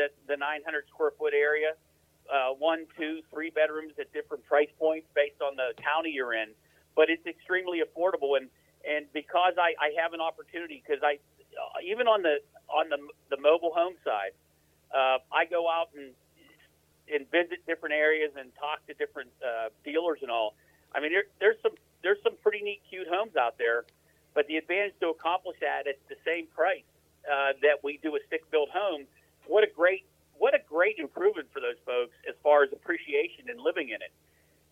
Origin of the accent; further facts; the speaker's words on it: Western Pennsylvania, United States; now in North Carolina, United States; I'm not from around here originally, right? I'm from Western Pennsylvania.